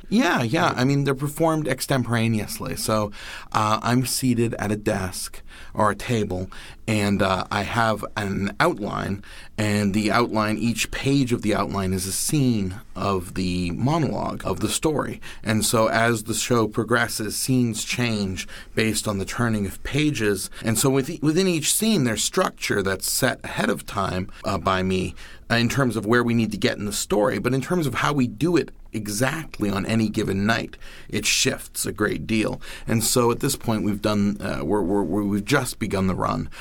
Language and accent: English; Maine, United States; I and my family, everyone I, I knew growing up in Maine were storytellers